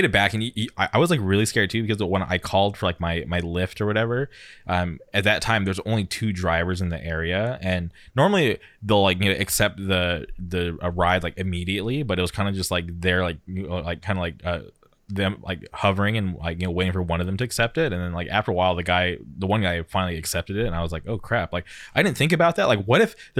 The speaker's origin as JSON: {"language": "English", "town": "Palm Springs", "region": "California", "country": "United States", "tie": "born or raised there", "also_born_or_lived": "Orange County, California", "said": "So I grew up in the Palm Springs area. I'm not taking a taxi anywhere. And then I moved to Orange County."}